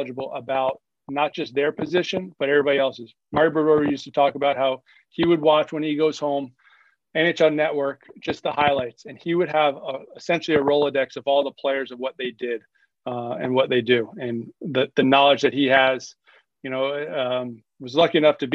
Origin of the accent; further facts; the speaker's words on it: Georgia, United States; moved away; also born or lived in Long Island, New York; growing up in Georgia, three rinks, some were 25 to 45 minutes away or longer. But born in Long Island